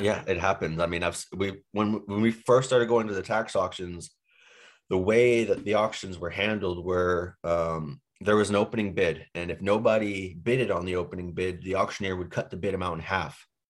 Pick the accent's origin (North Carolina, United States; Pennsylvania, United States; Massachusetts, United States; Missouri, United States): Massachusetts, United States; Boston; moved away as an adult; also born or lived in Boise, Idaho; now in Phoenix, United States; I grew up in Boston